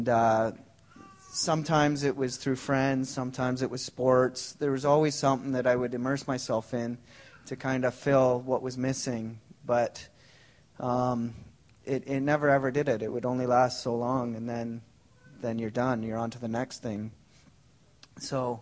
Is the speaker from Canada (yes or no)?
yes; Ontario, Canada; now in Langley, Canada; I didn't grow up in Langley. I grew up in Ontario